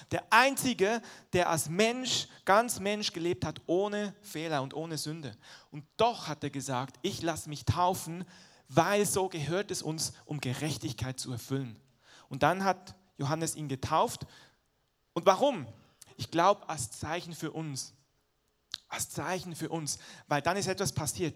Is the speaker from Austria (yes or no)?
no; Switzerland; moved away; ich bin halt in der Schweiz groß geworden, der Dialekt ist noch ein bisschen anders als Hochdeutsch